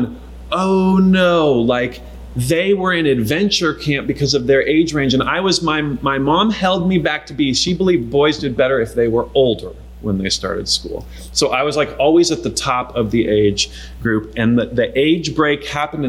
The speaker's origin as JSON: {"language": "English", "region": "Eastern Washington", "country": "United States", "tie": "born or raised there", "said": "We grew up in Eastern Washington"}